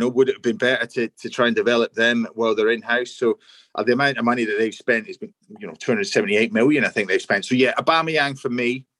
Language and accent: English; Scotland, United Kingdom; As a Scotsman